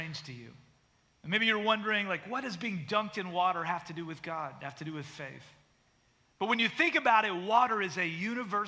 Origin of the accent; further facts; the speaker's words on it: Canada; now in United States; I was born in Canada